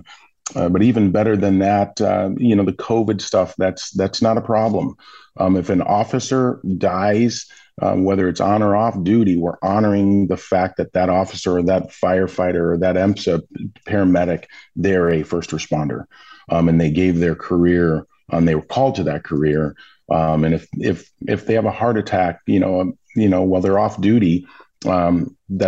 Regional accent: Milwaukee, Wisconsin, United States; I grew up in Milwaukee

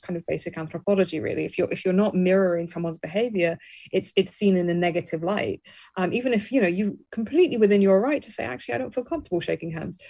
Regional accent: Birmingham, West Midlands, United Kingdom; I was raised in Birmingham, England

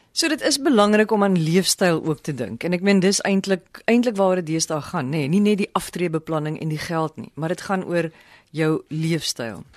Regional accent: South Africa; ons as Suid-Afrikaners

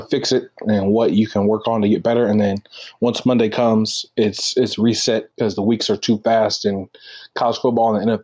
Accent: Kansas City, United States; I grew up in Kansas City

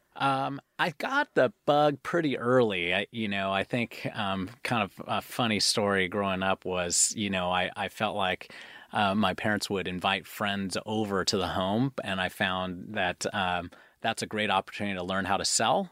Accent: Seattle, Washington, United States; born and raised in Seattle

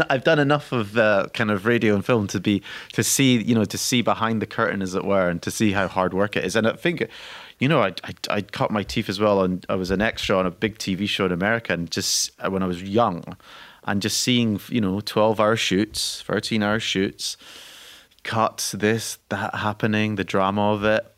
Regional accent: Scotland, United Kingdom; I'm Scottish

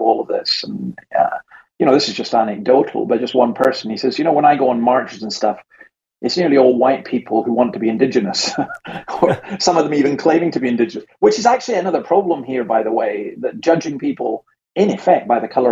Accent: Scotland, United Kingdom; I'm Scottish

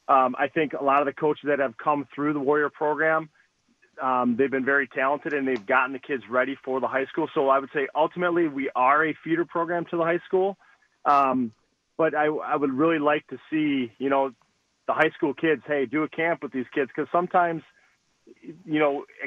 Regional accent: Green Bay, Wisconsin, United States; moved away as an adult; now in Muskego, United States; I am from Green Bay, the Green Bay area. I went to Ashwaubenon High School.

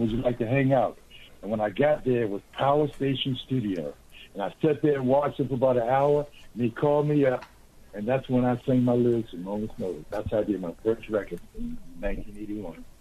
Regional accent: Washington, District of Columbia, United States; I'm a native Washingtonian, born in 1950. So I grew up during the uh, during the uh, civil rights movement

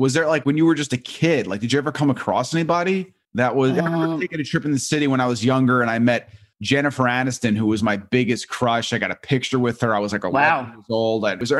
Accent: Long Island, New York, United States; I'm from Long Island.

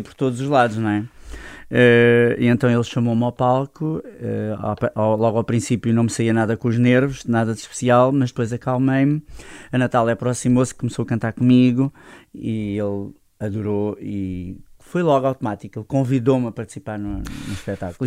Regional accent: Loulé, Algarve, Portugal; moved away as an adult; also born or lived in Setúbal; Lolé, é minha terra, a minha terra onde eu cresci, onde eu nasci

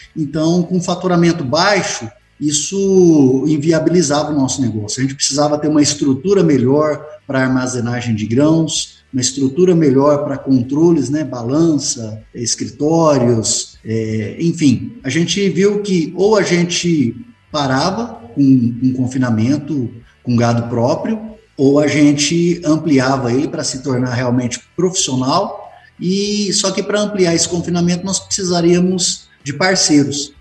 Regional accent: Jauru, Mato Grosso, Brazil; now in Pontes e Lacerda, Brazil; sou natural de, de Jaú, aqui no Mato Grosso, próximo aqui de Pontes Lacerda

